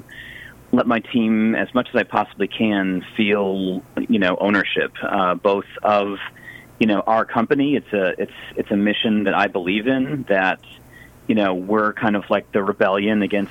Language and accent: English; Chicago, Illinois, United States; moved away; I grew up in Chicago